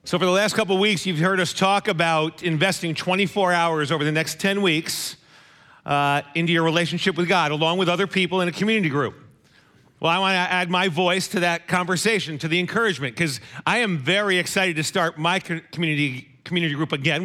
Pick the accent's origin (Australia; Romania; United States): United States; Monroe, Connecticut; my hometown of Monroe